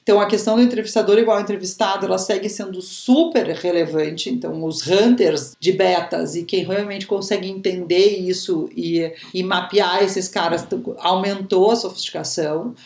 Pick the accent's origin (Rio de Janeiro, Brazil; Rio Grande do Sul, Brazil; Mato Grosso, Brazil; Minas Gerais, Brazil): Rio Grande do Sul, Brazil; Porto Alegre; eu sou de Porto Alegre, uh, nascida e criada em Porto Alegre